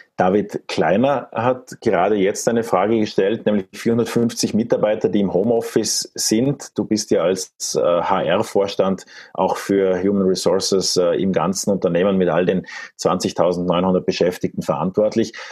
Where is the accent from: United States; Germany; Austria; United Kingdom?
Austria; als Österreicher